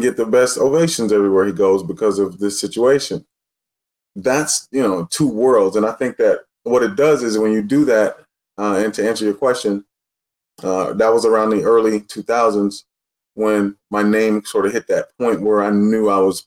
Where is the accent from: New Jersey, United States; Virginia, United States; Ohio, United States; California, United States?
California, United States; Los Angeles; also born or lived in Texas; I'm from L.A.